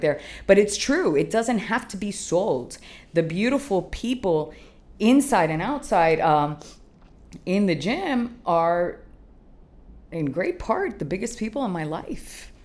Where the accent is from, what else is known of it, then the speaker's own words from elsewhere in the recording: Canada; now in Miami, United States; I'm a Miami girl. As much as I, I grew up in Canada, I have roots here that are long